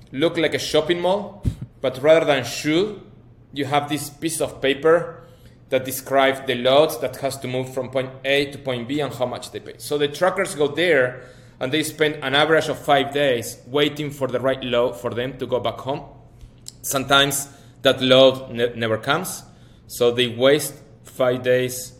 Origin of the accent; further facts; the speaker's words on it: Patagonia, Argentina; now in Brazil; I'm from Patagonia, Argentina